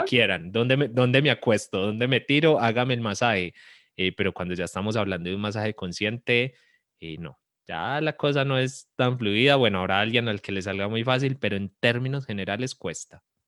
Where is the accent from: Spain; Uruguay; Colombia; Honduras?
Colombia